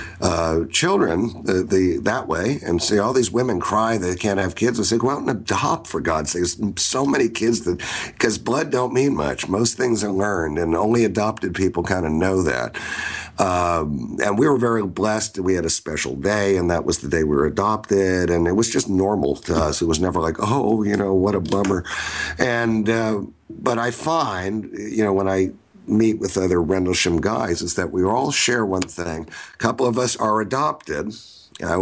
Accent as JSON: {"language": "English", "town": "New York City", "region": "New York", "country": "United States", "tie": "born or raised there", "also_born_or_lived": "Connecticut", "moved": "yes", "said": "I was born in New York City"}